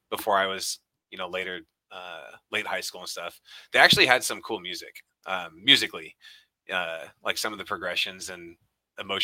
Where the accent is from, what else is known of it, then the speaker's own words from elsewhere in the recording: Sacramento, California, United States; also born or lived in Bakersfield, California / Oroville, California / Oregon; Moved up to Oregon for 6th and 7th grade, and then yeah, the rest of middle school and high school is in Sacramento